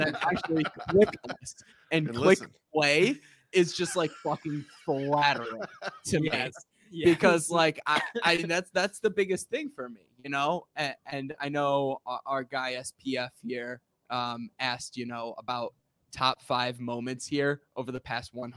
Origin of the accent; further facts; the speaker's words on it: Rockford, Illinois, United States; moved away; where I grew up in Rockford